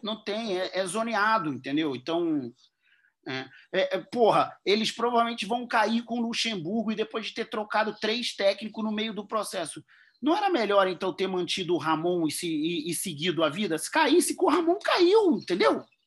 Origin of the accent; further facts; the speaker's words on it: Rio de Janeiro, Brazil; enquanto carioca